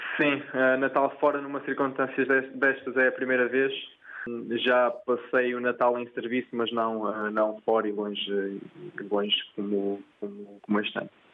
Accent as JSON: {"language": "Portuguese", "town": "Porto", "region": "Norte", "country": "Portugal", "tie": "born or raised there", "also_born_or_lived": "Gralheira, Cinfães (family origin) / São Tomé and Príncipe", "said": "Eu sou do Porto, Pedroços"}